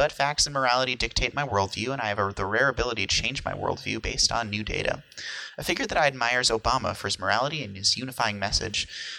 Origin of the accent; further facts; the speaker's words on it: New York, United States; I'm from New York as well, and also a high school junior.